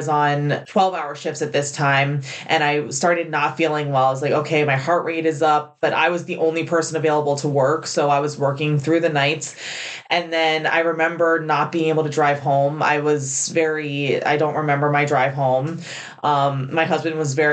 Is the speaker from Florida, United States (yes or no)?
yes; Florida, United States; moved away as an adult; I'm from Florida. I really wanted to come back to Florida. My family's from Florida. I grew up in Florida